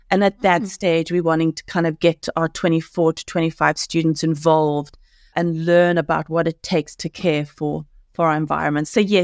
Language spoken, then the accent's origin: English; Cape Town, Western Cape, South Africa; 100% South African. Go Boka. We are South African. Our blood is green and gold. But Cape Town, because we know the people, we have a good read of the culture in Cape Town.